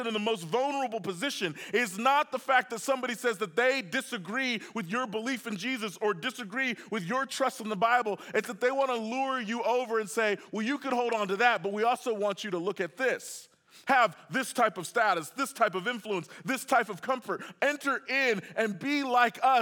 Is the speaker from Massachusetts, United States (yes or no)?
no; Oklahoma City, Oklahoma, United States; I grew up in Oklahoma City